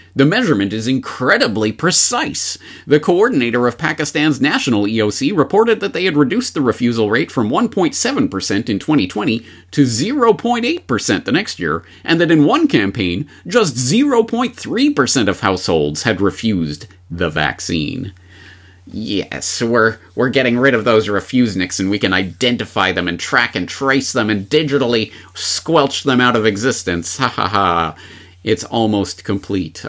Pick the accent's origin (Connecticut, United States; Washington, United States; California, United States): Washington, United States; Seattle; my hometown of Seattle